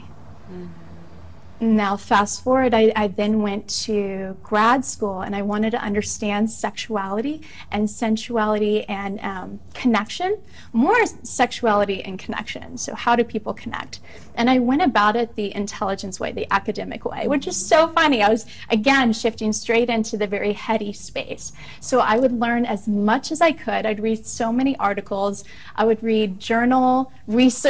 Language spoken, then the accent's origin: English; Midwest, United States; Growing up in the Midwest